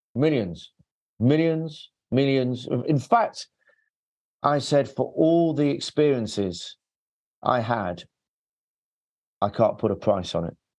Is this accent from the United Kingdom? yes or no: yes; England, United Kingdom; I'm English.